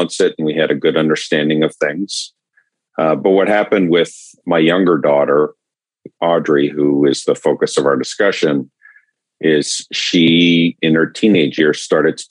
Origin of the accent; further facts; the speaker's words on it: New York area, Southern Connecticut, United States; moved away as an adult; now in Atlanta, United States; I grew up in the New York area in Southern Connecticut